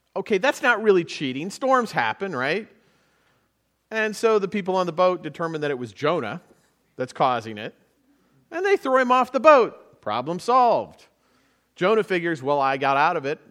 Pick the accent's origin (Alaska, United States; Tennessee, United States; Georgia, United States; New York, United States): Alaska, United States; now in Virginia, United States; I'm from Alaska